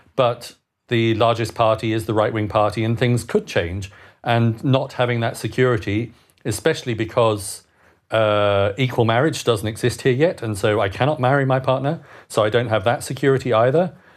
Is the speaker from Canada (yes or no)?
no; United Kingdom; moved away as an adult; also born or lived in Bern, Switzerland; now in Switzerland; as a Brit living abroad, I lost my right to vote in March last year because after 15 years of outside the country